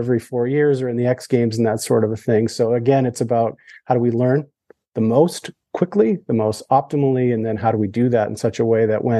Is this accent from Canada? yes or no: yes; Canada; I'm Canadian